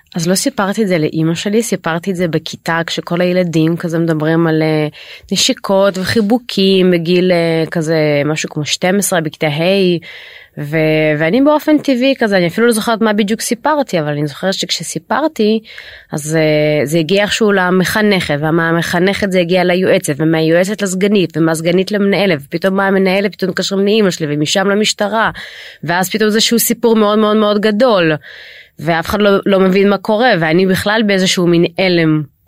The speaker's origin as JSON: {"language": "Hebrew", "country": "Israel", "tie": "born or raised there", "said": "אני למעשה עליתי לישראל כשהייתי בת חמש"}